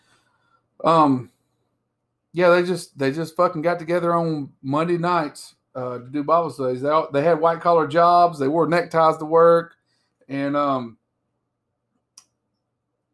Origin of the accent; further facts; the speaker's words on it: the South, United States; accent: drawl; I'm from the South, so it's going to get drawled out some.